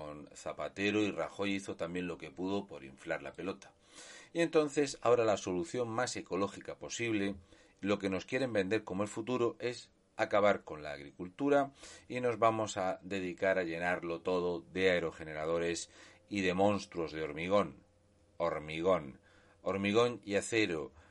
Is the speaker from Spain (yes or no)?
yes; Region of Murcia, Spain; un murciano encabronado.